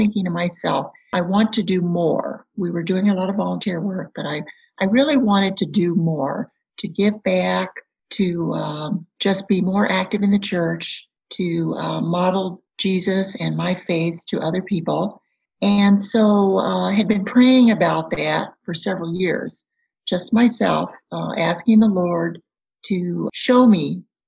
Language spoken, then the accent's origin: English; Kansas, United States; moved away as an adult; also born or lived in Michigan; I grew up in a small town in Kansas